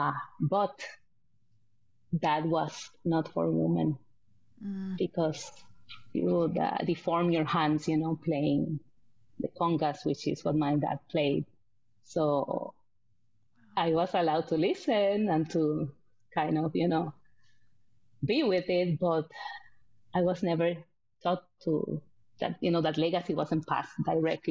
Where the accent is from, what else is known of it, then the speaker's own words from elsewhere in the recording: San Juan, Puerto Rico; moved away as an adult; also born or lived in United States / Iraq; now in Norway; I'm born and raised in Puerto Rico, in the capital, Puerto Rico, which is like a big city.